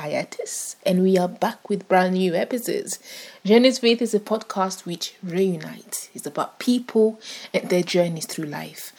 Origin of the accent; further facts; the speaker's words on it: Ghana; now in Scotland, United Kingdom; I'm Ghanaian